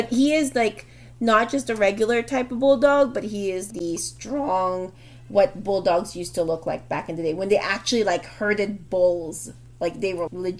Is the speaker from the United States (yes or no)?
no; Philippines; because we're Filipino